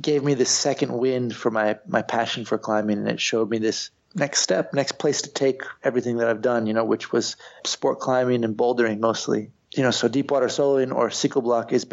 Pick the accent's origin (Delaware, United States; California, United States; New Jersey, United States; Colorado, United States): California, United States; Santa Cruz; moved away as an adult; now in Spain; I'm from Santa Cruz. I grew up on the beach.